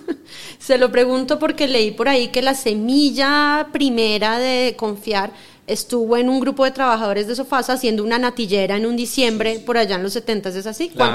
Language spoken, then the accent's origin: Spanish; Bogotá, Colombia; Yo soy Rola